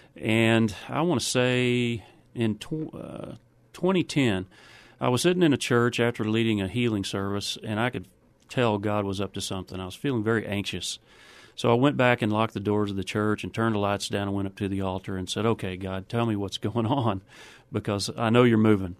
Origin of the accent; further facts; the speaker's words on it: Waco, Texas, United States; also born or lived in New Braunfels, Texas; I grew up in Waco, Texas